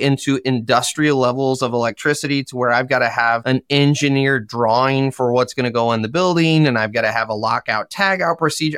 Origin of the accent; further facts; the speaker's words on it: Michigan, United States; I am from Michigan in the U S.